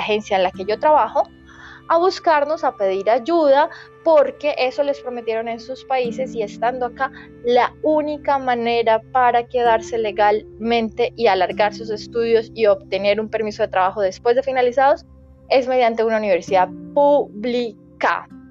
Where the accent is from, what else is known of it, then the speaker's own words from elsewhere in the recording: Colombia; moved away as an adult; also born or lived in Vietnam; now in Canada; soy de Colombia, pero estaba viviendo en Vietnam